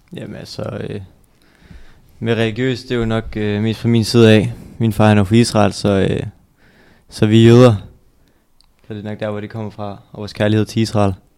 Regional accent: Viborg, Central Denmark Region, Denmark; kommer jeg også fra Viborg, født der og boet der hele mit liv

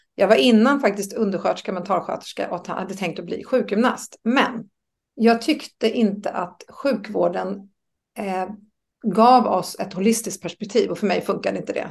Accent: Österskär, Stockholm County, Sweden; moved away as an adult; also born or lived in Norrköping; jag är uppväxt i Österskär.

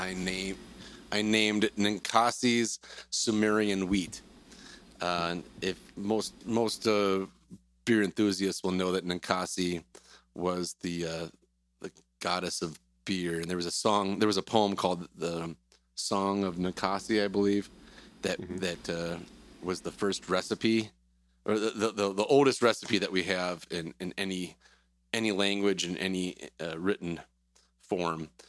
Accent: Wisconsin, United States; moved away as an adult; also born or lived in Cedar Rapids, Iowa / Pella, Iowa; I'm from Wisconsin originally. Went to school in UW Platteville

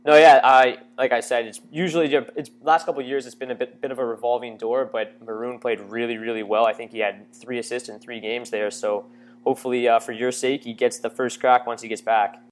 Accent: Windsor, Ontario, Canada; I'm from Windsor, Ontario, so I went to a local college, uh, in Ontario here

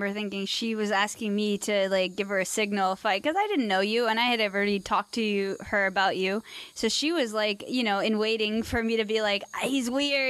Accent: U.S. Virgin Islands; born there; well, my family is, you know, Middle Eastern, but I was born in the United States. I was born in the Virgin Islands.

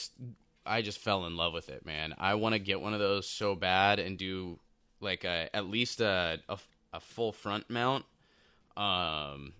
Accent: Southern California, United States; I'm a kid from Southern California

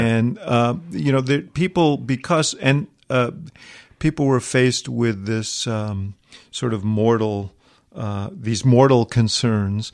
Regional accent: New York, United States; moved away as an adult; I grew up in New York and, um, in the city

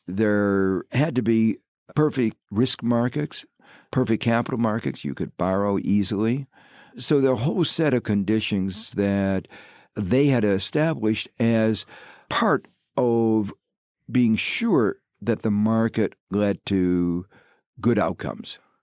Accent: Gary, Indiana, United States; moved away; I grew up in Gary, Indiana, which is a steel town on the southern shore of Lake Michigan

